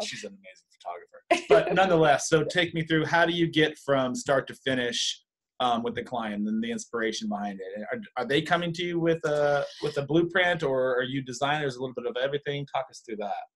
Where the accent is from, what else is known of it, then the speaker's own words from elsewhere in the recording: California, United States; I grew up in California